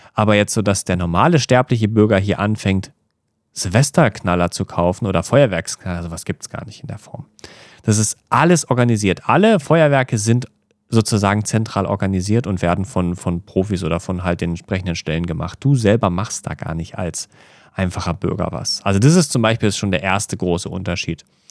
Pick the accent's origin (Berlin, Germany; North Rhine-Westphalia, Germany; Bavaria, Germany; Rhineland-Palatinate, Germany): Berlin, Germany; moved away as an adult; now in Tokyo, Japan; als, als Berliner oder als Deutscher